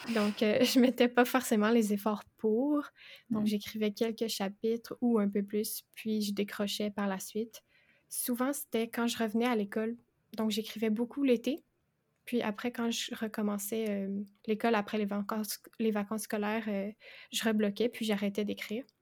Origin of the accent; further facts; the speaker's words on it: Quebec, Canada; J'ai 22 ans et je suis québécoise.